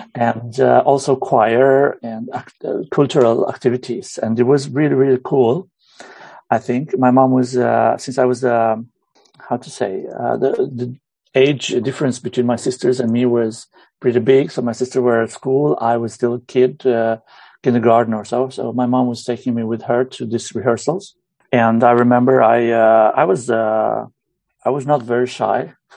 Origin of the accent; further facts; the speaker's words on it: Romania; moved away as an adult; now in Hammerfest, Norway; Originally, I'm from Romania. I moved to Norway when I was about 21, 22 yeah, since then I've I've lived here.